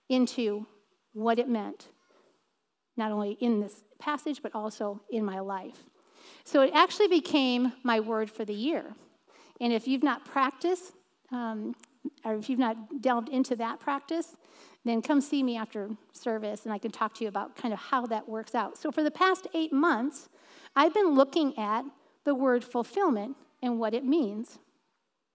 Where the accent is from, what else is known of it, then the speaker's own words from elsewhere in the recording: United States; I was from the United States